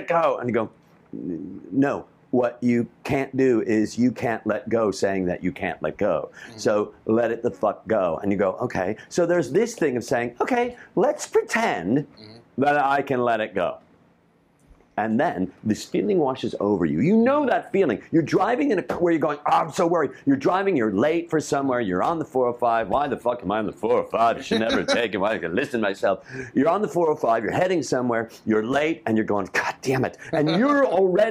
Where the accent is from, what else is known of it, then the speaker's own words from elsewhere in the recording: Chicago, Illinois, United States; growing up in Chicago